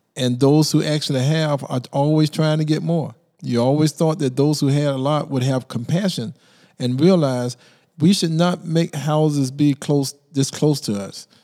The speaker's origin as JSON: {"language": "English", "town": "Brunswick", "region": "Georgia", "country": "United States", "tie": "born or raised there", "lives_now": "Savannah, United States", "said": "I grew up in Brunswick"}